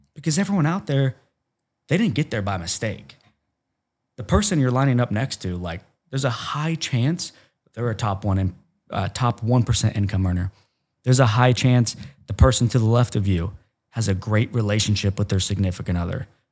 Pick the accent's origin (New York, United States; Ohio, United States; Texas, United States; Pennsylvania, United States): Ohio, United States; I'm from Cornfield, Ohio